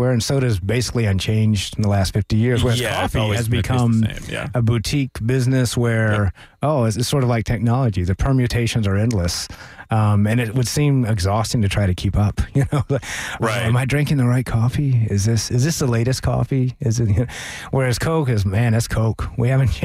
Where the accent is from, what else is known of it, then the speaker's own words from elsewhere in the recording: Tampa, Florida, United States; I grew up in Tampa, okay. Florida